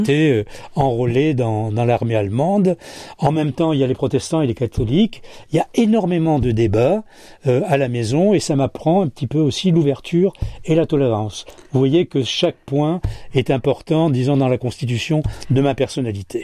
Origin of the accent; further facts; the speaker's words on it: Casablanca, Casablanca-Settat, Morocco; Je suis né euh, à Casablanca